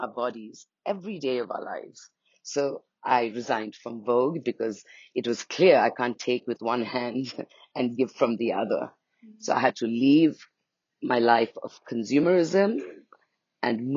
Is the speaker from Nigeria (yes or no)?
no; Nepal; also born or lived in India; now in Bali, Indonesia; I'm from Nepal, and I live in India for a long time.